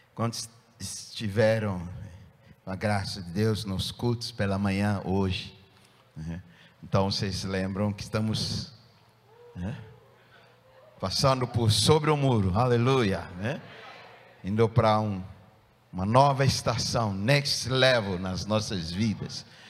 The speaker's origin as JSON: {"language": "Portuguese", "country": "Ghana", "tie": "born or raised there", "moved": "as an adult", "said": "no meu país de nascença, onde eu nasci, país de Gana"}